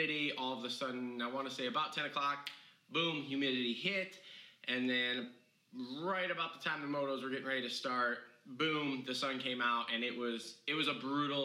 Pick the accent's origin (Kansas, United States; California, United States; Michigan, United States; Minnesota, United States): Michigan, United States; Redbud; from Redbud, my hometown